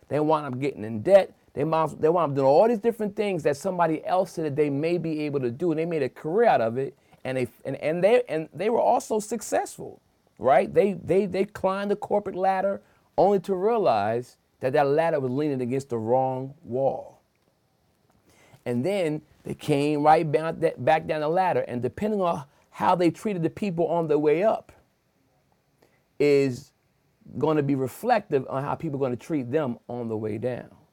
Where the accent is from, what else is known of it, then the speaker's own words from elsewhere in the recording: Wilmington, Delaware, United States; I'm born and raised in Wilmington, Delaware